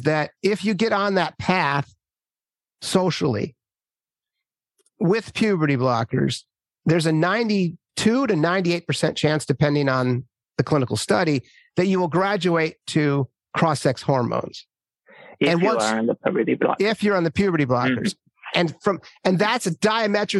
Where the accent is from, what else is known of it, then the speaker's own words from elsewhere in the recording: Minnesota, United States; I grew up in Minnesota